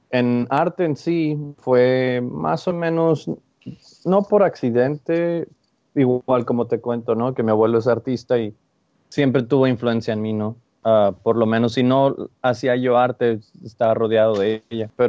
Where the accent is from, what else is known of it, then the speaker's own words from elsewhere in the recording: El Paso, Texas, United States; also born or lived in Ciudad Juárez, Mexico; Nací en Ciudad Juárez y me mudé a El Paso, nomás cruzando la frontera casi al cumplir los 12 años. Crecí ahí, estudié ahí toda la secundaria, la preparatoria, la universidad, licenciatura.